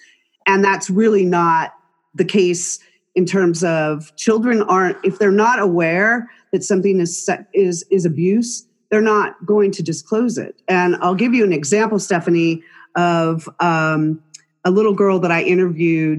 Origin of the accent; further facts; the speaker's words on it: California, United States; now in Utah, United States; Born and raised in California